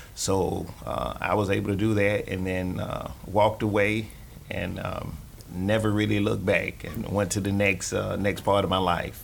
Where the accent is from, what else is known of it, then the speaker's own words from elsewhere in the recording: Florida, United States; also born or lived in Chicago; now in Gainesville, United States; growing up in Florida